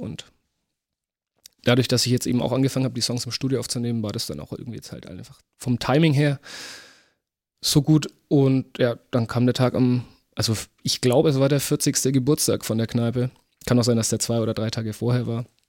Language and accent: German; Wachendorf, Bavaria, Germany; also born or lived in Fürth; in Wachendorf, wo ich herkomme